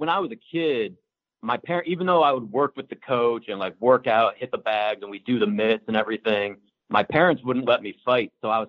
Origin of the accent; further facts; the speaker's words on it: Canton, Ohio, United States; moved away as an adult; now in Washington, D.C., United States; in Washington, D.C. now. I've lived out here for most of my 20s, but I'm originally from Northeast Ohio, like a little bit south of – well, I'm from Canton, Ohio, where the Pro Football Hall of Fame is.